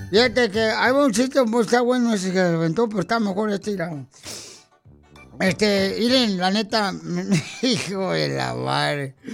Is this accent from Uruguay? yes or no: no; Tabasco, Mexico; now in Denver, United States; Porque ¿a qué venimos de Tabasco?